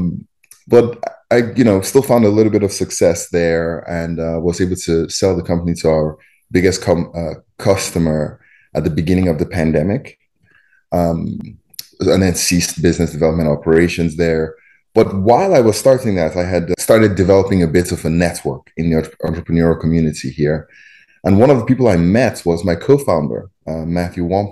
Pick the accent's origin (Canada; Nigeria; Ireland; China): Nigeria; moved away as an adult; also born or lived in Champaign-Urbana, United States / Boston, United States / Silicon Valley, United States; now in Chicago, United States; born and raised in Nigeria, and then came to the U.S. for undergrad.